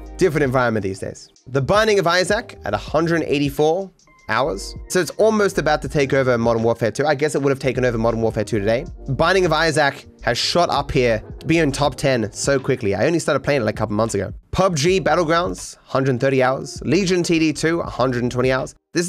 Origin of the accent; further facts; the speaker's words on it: Australia; in general, I don't have what you might call a traditional Australian accent. People don't believe I'm from Australia.